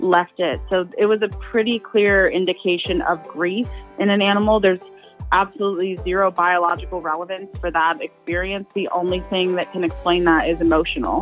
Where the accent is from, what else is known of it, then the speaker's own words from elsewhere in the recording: Ohio, United States; growing up in Ohio